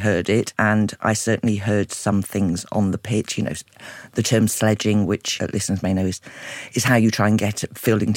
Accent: Sheffield, Yorkshire and the Humber, United Kingdom; growing up in Sheffield

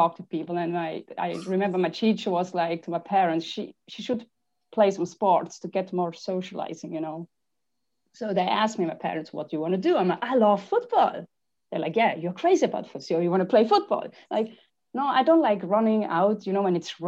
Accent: Switzerland; I grew up in Switzerland and it's actually the richest country in the world

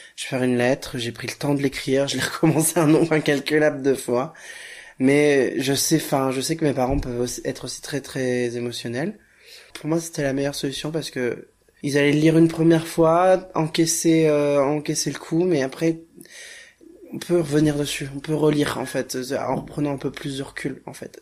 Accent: Royan, Nouvelle-Aquitaine, France; Je suis né euh, à Royan, en Charente-Maritime

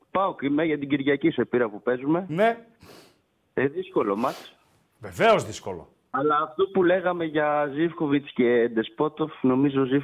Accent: Ptolemaida, Western Macedonia, Greece; now in Xanthi, Greece; Του Λεμαΐδα.

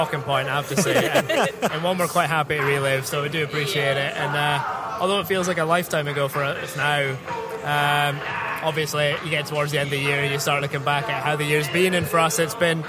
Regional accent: Scotland, United Kingdom; being a Scot

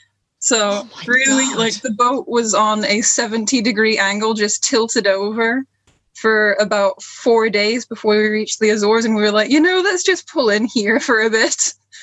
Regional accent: Florida, United States; also born or lived in Sunderland, England; I was born in England, just outside of Sunderland. I've been informed by my grandpa. I always thought it was a different place, but it turns out I was born in Sunderland. Then when I was about a month old, my family moved to Florida, and we stayed there for 7 years

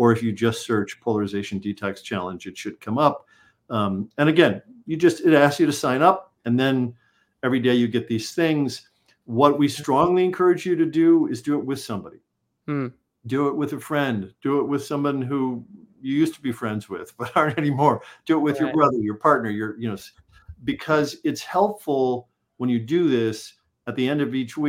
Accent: Chicago, Illinois, United States; I was born in Chicago.

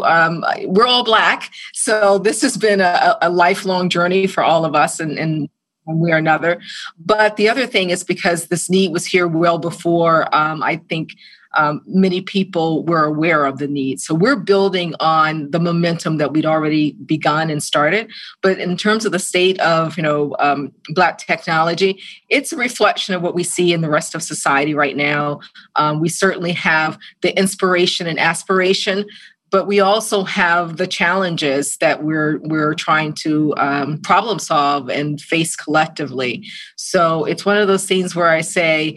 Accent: Georgia, United States; growing up in Georgia

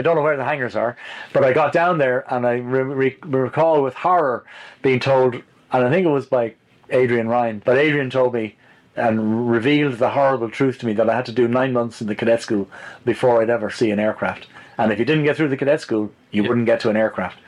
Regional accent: Malahide, Leinster, Ireland; I was also growing up in Malahide

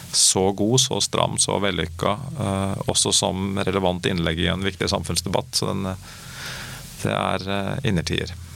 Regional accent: Oslo, Norway; jeg er fra Oslo og snakker sånn som jeg snakker

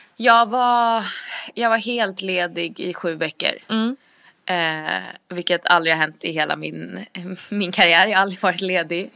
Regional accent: Sweden; moved away; jag var hemma i Sverige nu i mars

